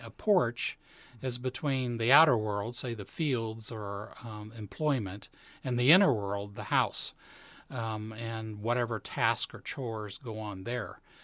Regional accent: Appalachia, eastern Kentucky, United States; now in Chicago, United States; I'm originally from eastern Kentucky, um, from Appalachia

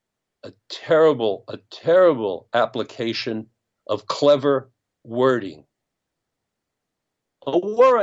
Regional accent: United States; as an American citizen

